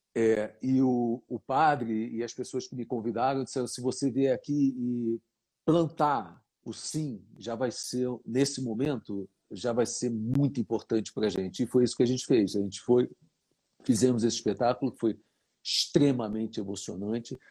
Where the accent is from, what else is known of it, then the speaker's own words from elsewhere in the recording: Brazil; sou brasileiro